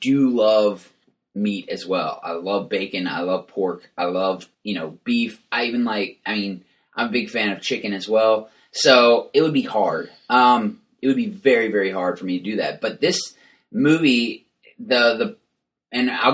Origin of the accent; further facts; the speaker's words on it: West Texas, United States; I grew up in West Texas